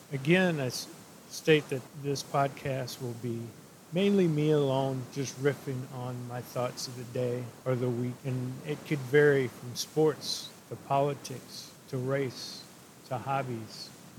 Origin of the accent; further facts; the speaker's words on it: St. Louis, Missouri, United States; moved away; also born or lived in Minnesota; As a kid growing up in St. Louis, Missouri